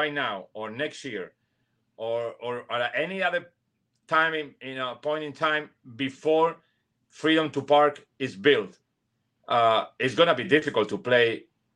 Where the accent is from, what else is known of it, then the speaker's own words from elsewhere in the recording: Argentina; English is a second language; moved away as an adult; also born or lived in New York; now in Miami, United States; when I was a teenager all the way until I was 20 in my country, in Argentina